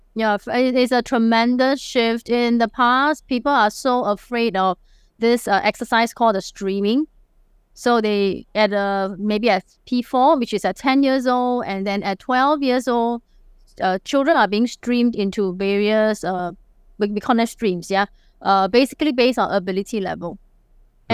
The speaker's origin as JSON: {"language": "English", "country": "Singapore", "accent": "Singlish", "said": "I'm a true blue Singaporean"}